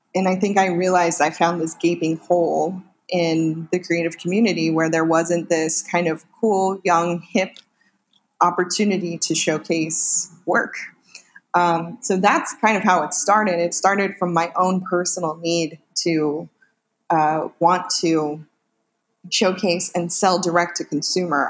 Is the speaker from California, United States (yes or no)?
yes; Northern California, United States; now in Los Angeles, United States; I'm originally from Northern California, where I lived with that big family